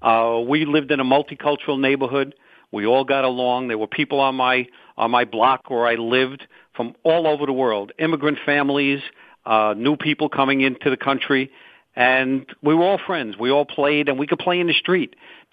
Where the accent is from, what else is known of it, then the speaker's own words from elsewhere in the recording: New York City, New York, United States; I was born and raised in Brooklyn, New York. My parents were also born and raised in Brooklyn. My grandparents immigrated from Italy, you know, back in the 1890s.